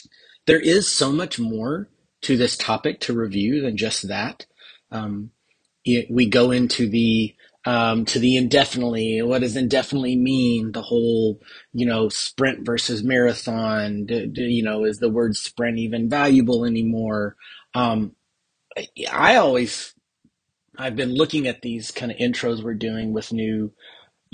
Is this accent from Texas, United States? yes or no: yes; Texas, United States; I am the Texan